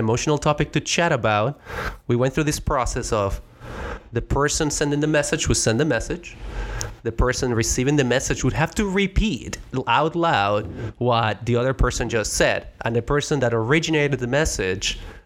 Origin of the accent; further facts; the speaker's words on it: Mexico; first language Spanish; English is a second language; moved away as an adult; now in United States; I am not from the United States. I came to the United States from Mexico, so my first language was always Spanish